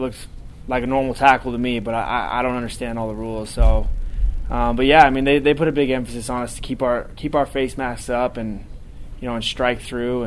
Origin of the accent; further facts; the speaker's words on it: Washington, United States; moved away as an adult; I grew up in Washington